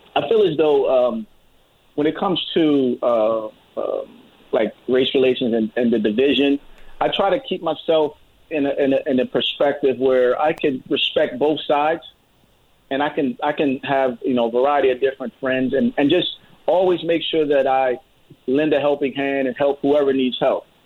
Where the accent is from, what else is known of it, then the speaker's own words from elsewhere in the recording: United States; we're all American